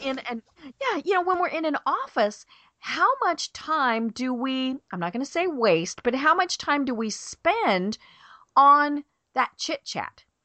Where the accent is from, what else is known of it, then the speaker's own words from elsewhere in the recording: Colorado, United States; I grew up in Colorado in a mountain town way up in the middle of the mountains